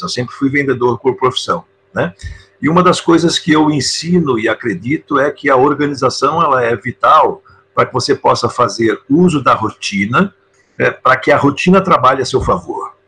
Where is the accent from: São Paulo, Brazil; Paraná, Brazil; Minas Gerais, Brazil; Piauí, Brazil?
São Paulo, Brazil; moved away as an adult; now in São Francisco de Paula, Brazil; eu sou de São Paulo, capital. Eu nasci na cidade